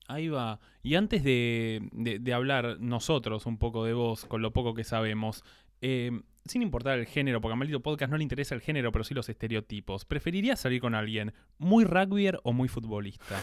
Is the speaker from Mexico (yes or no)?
no; Buenos Aires Province, Argentina; nosotros como somos señoras paqueta de zona norte